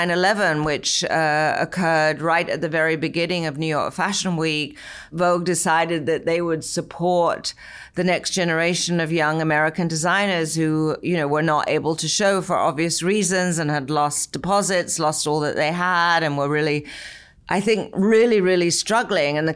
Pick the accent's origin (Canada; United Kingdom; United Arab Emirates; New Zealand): United Kingdom; England; moved away as an adult; now in United States; growing up in England